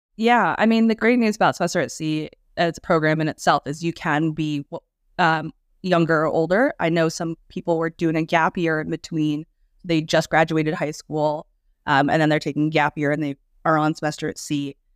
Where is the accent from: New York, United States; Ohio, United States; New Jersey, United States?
New York, United States; also born or lived in China / San Diego; I'm actually from New York, and that's where I'm currently based.